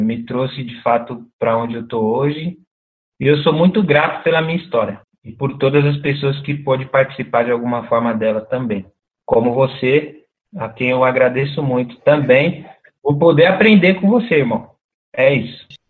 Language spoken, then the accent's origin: Portuguese; São Paulo, Brazil; no Brejo, que foi onde eu cresci dos 7 aos 14 anos